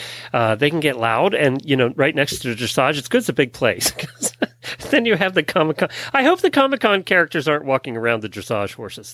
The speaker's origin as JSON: {"language": "English", "area": "Lancaster County", "region": "Pennsylvania", "country": "United States", "tie": "born or raised there", "moved": "yes", "said": "I grew up in Lancaster County"}